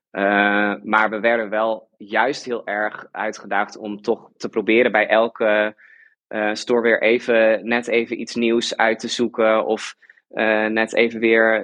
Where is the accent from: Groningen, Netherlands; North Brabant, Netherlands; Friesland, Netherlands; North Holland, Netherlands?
Friesland, Netherlands; moved away as an adult; also born or lived in Delft; ik kom uit Friesland